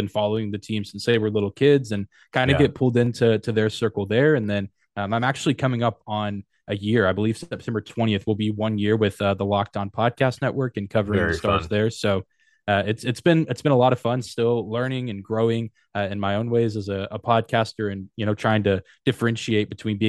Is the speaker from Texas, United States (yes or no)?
yes; Lubbock, Texas, United States; I grew up in West Texas around in the Lubbock area. That's mm-hmm. where like Texas Tech University is, but not a big hockey town.